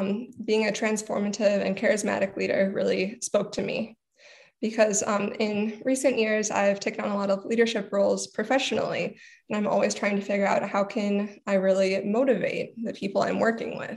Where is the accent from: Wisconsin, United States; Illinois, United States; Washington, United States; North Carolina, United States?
Wisconsin, United States; Wausau; also born or lived in Madison, Wisconsin / India; I'm originally from Wausau, Wisconsin